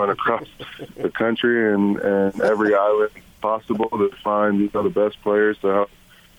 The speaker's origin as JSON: {"language": "English", "region": "Southern California", "country": "United States", "tie": "born or raised there", "said": "growing up in Southern California"}